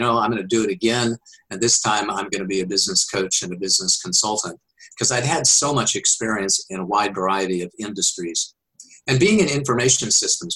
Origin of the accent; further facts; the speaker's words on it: Wichita, Kansas, United States; moved away as an adult; also born or lived in Oklahoma / Missouri / Texas / Colorado; now in California, United States; I was born and raised in Kansas